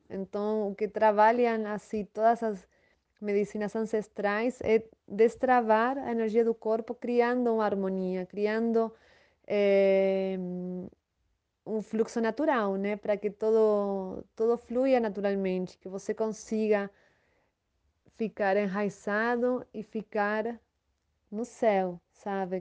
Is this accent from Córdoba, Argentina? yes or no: no; Buenos Aires, Argentina; Portuguese is a second language; moved away as an adult; now in Vale do Capão, Brazil; sou natural da Argentina, de Buenos Aires. Moro no Brasil faz sete anos